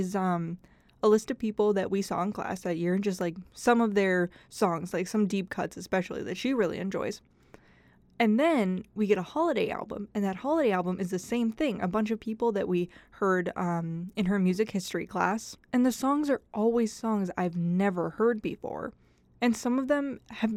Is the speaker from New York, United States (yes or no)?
no; Idaho, United States; moved away; I was from Idaho.